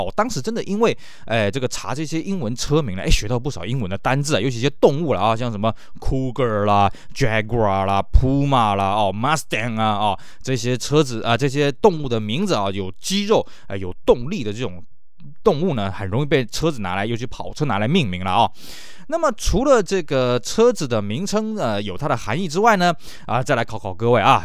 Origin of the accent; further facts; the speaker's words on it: Taiwan; 尤其像呢，这个我们台湾这边呢